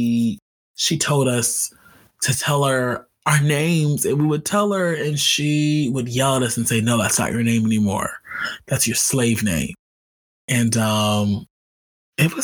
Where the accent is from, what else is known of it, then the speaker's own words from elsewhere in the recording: Los Angeles, California, United States; I grew up in Los Angeles. I grew up in LA, but I grew up in South LA.